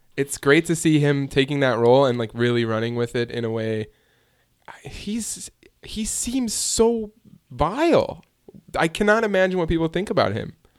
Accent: Hoffman Estates, Illinois, United States; My hometown, Hoffman Estates, Illinois, right down the street from Chicago, Illinois.

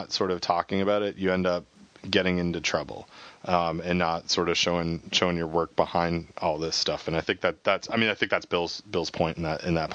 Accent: Canada; I'm Canadian

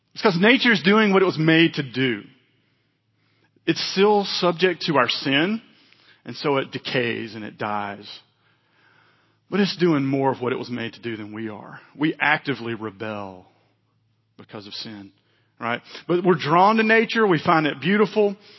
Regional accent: Mississippi, United States; moved away; I was from Mississippi

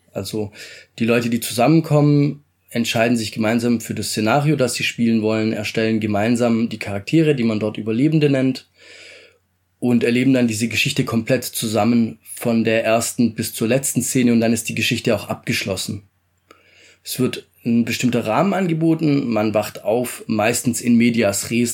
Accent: Stuttgart, Baden-Württemberg, Germany; also born or lived in Italy; Ich komme ursprünglich aus Italien, aufgewachsen bin ich in schönen Stuttgart.

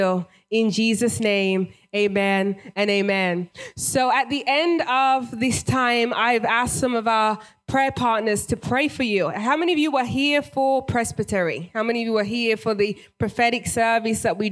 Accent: England, United Kingdom; moved away as an adult; now in United States; I'm originally British, born and raised

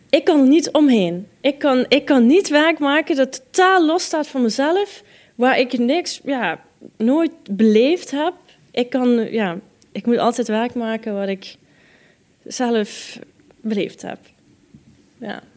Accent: Netherlands; moved away; also born or lived in Israel; mijn Hollandse nuchterheid

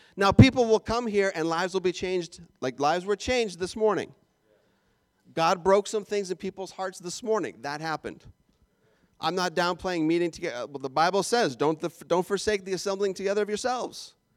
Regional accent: Canada; moved away; I'm Canadian

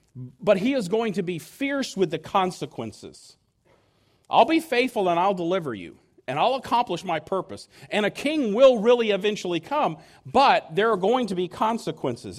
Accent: United States; I could not have been more proud to have been an American.

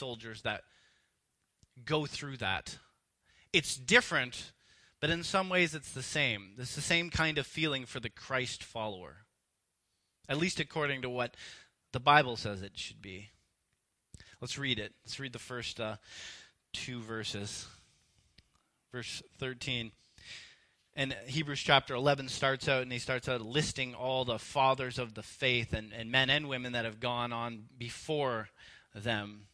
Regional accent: Canada; I grew up in Canada and was raised here in a free and rich and safe society

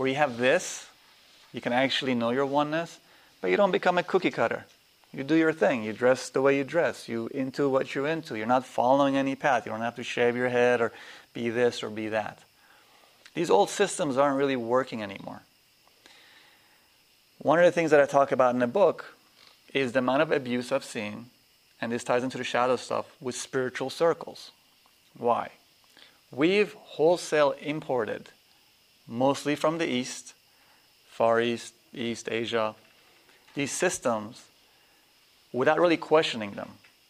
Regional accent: Nigeria; also born or lived in Afghanistan / Pakistan; You live in cultures I was raised in Nigeria, in Afghanistan, in Pakistan, you have 8 people living in one room.

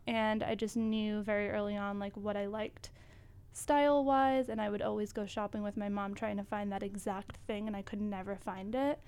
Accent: Acushnet, Massachusetts, United States; moved away as an adult; now in New York, United States; I am from a small town in Massachusetts. It's called Acushnet

